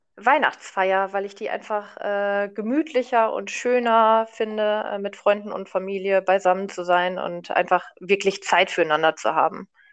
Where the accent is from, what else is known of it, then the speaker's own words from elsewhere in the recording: Paderborn area, North Rhine-Westphalia, Germany; also born or lived in Munich; ich komme nämlich hier aus der Gegend tatsächlich